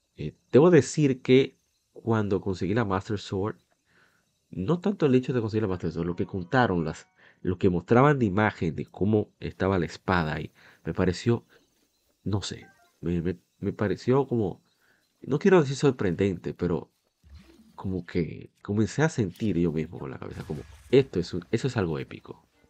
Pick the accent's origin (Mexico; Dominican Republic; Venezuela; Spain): Dominican Republic; como decimos aquí en mi país, en República Dominicana